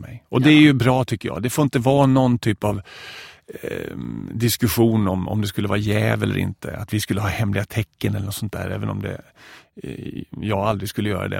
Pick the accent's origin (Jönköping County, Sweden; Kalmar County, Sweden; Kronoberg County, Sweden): Kronoberg County, Sweden; Växjö; moved away as an adult; min eh, kyrkoförsamling hemma i Växjö